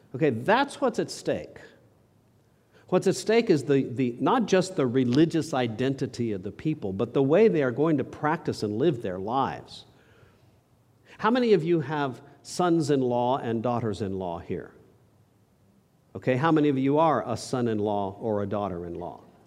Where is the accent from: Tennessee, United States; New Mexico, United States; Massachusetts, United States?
New Mexico, United States; I grew up in New Mexico